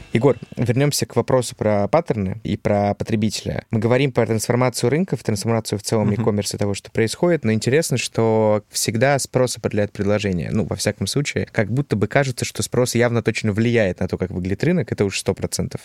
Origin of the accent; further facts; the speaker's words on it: Novosibirsk, Novosibirsk Oblast, Russia; moved away; я из Новосибирска